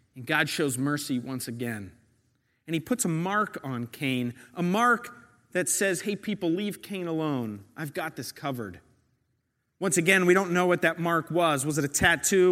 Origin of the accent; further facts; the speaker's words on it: New York, United States; I'm a New Yorker